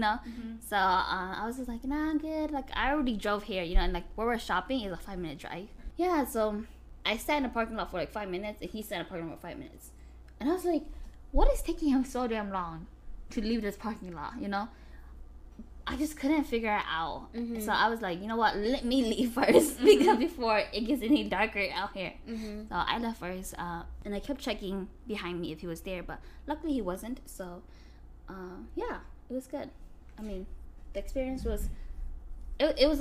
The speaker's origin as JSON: {"language": "English", "country": "United States", "said": "I'm from the U.S."}